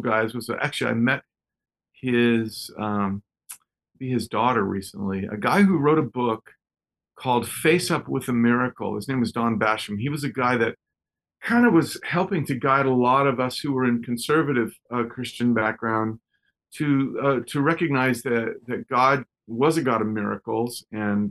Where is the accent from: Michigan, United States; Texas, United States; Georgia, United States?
Texas, United States; moved away; also born or lived in Southern California; When I was just a kid, I was born in Texas